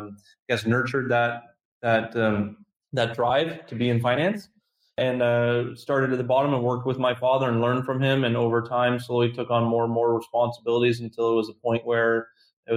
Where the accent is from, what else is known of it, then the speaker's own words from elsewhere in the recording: Canada; being Canadian